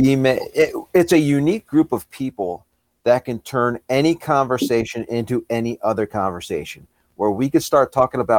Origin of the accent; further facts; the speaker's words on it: Southern New York State, United States; moved away as an adult; now in Northern Virginia, United States; I actually grew up in Southern New York State